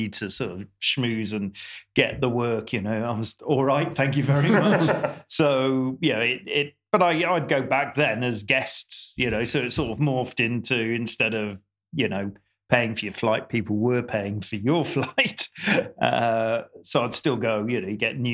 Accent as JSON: {"language": "English", "country": "United Kingdom", "tie": "born or raised there", "said": "I'm born and bred in Britain"}